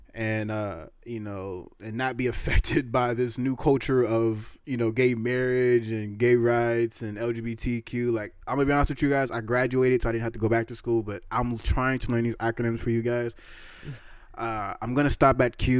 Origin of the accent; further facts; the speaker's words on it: the Bay Area, California, United States; we're from the Bay